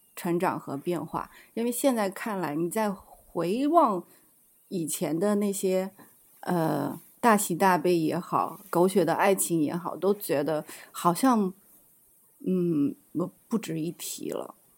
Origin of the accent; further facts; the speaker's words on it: China; moved away; 因为我是大陆来的